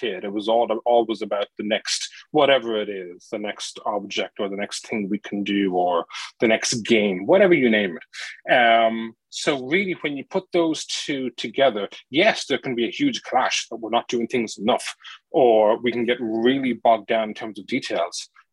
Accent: Ireland; I'm Irish.

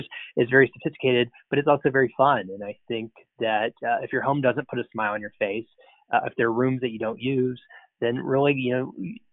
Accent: Florida, United States; moved away; I grew up in Florida

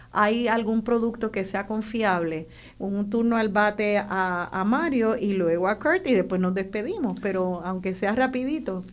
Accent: Puerto Rico; como boricua

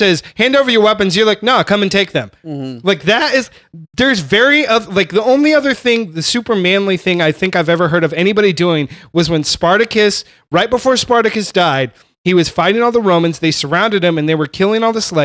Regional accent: California, United States; I grew up in California, so I'm a straight Mexican food guy

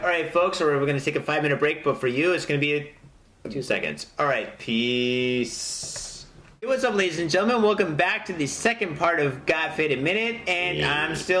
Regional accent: San Francisco, California, United States; I'm from San Francisco. I never got crabs, though.

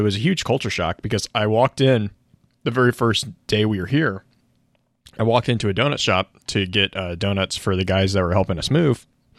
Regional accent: Texas, United States; now in Kansas, United States; I grew up in Texas.

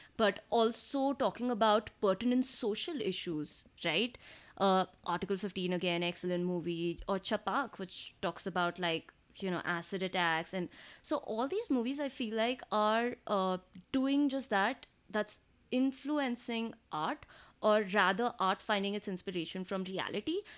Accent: South India, India; being South Indian, so Tamil and Telugu movies

